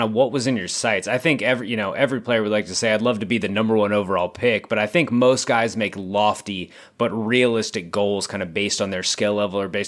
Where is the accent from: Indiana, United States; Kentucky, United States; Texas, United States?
Texas, United States; I grew up in Texas